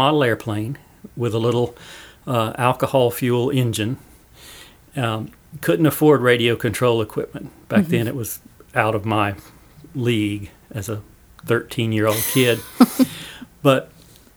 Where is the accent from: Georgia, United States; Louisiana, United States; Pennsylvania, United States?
Georgia, United States; Thomaston; growing up in Thomaston, it was very idyllic